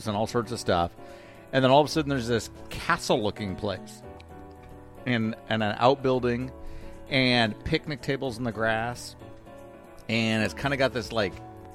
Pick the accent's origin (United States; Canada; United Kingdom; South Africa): United States; Tigard, Oregon; I'm actually from Tigard. That's my place